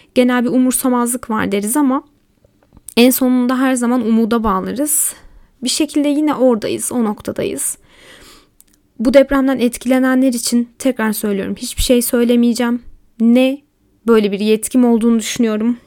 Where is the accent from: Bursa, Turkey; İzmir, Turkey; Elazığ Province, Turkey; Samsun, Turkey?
Elazığ Province, Turkey; Elazığ; also born or lived in Malatya; Memleketlerim diyorum çünkü aslında Malatyalıyım ama Elazığ'da geçti hayatımın çoğu.